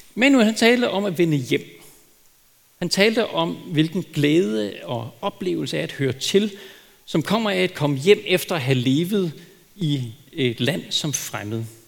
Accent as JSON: {"language": "Danish", "country": "Denmark", "said": "som danskere"}